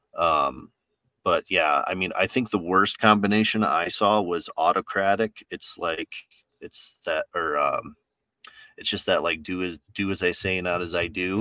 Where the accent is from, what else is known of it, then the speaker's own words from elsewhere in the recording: New York, United States; I'm from New York, so I've got that, that just like no nonsense way of talking